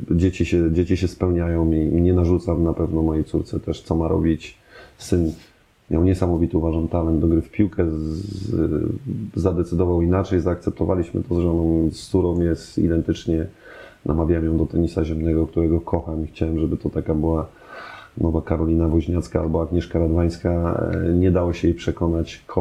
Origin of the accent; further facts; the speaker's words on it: Germany; born there; się urodziłem w Niemczech, to czemu nie mówię po niemiecku?